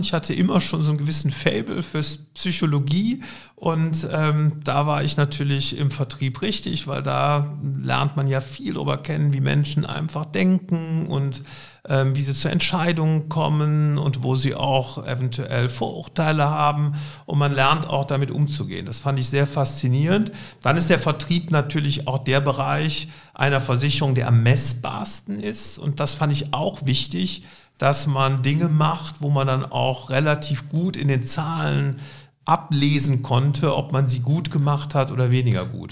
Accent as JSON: {"language": "German", "town": "Cologne", "region": "North Rhine-Westphalia", "country": "Germany", "tie": "born or raised there", "said": "Also ganz ursprünglich bin ich geboren in Hohenlind, also äh, in Lindtal, wo ich auch heute wieder wohne"}